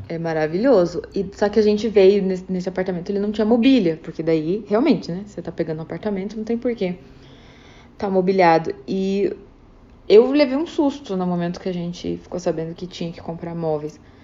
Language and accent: Portuguese; Brazil; moved away as an adult; now in Vancouver, Canada; eu, como brasileira